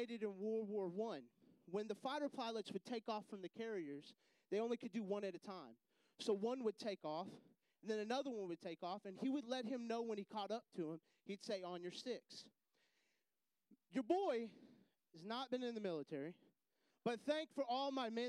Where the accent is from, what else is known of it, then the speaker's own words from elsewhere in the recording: Texas, United States; moved away as an adult; also born or lived in Houston, Texas; I'm from Texas